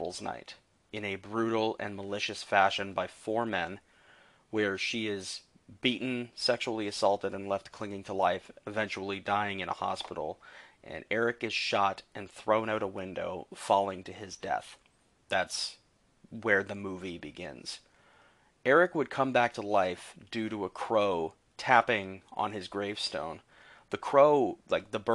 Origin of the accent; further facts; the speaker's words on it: Canada; being Canadian